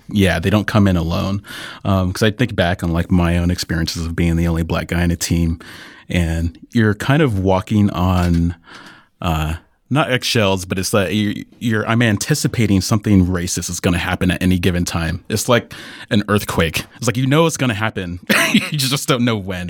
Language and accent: English; Iowa, United States; I grew up in Iowa